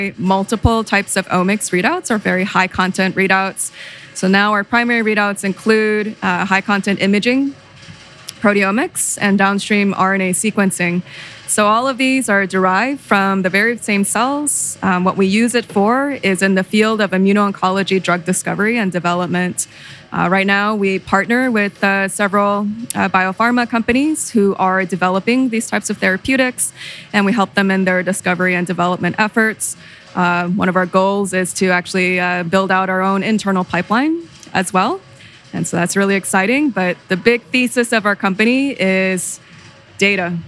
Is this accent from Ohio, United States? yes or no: no; Southern California, United States; I'm originally from Southern California